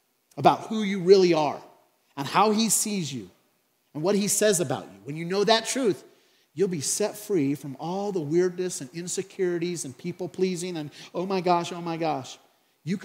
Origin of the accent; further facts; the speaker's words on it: Craig, Colorado, United States; from Craig, Colorado.